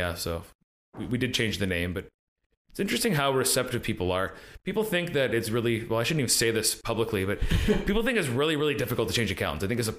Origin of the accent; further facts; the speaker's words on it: Coquitlam, British Columbia, Canada; also born or lived in North Vancouver; I grew up in Coquitlam